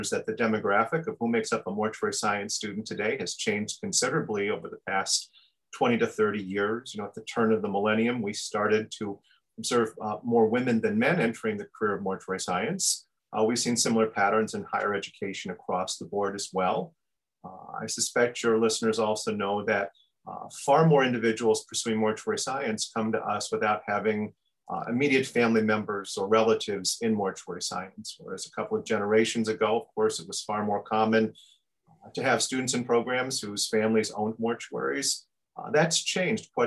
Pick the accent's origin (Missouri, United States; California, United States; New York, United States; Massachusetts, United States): New York, United States; upstate; moved away as an adult; now in Minnesota, United States; I'm actually from New York State. I grew up in upstate New York